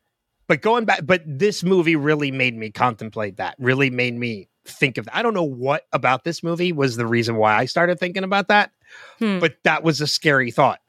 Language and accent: English; New Jersey, United States; I was born and raised in New Jersey